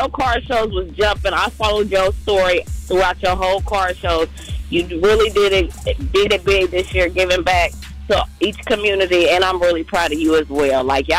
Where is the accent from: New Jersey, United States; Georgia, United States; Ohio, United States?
Ohio, United States; Dayton; I'm from Dayton.